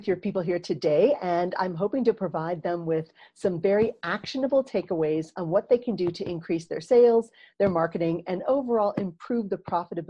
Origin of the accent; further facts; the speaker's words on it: Texas, United States; moved away as an adult; also born or lived in Asia; So I grew up in Texas in the United States.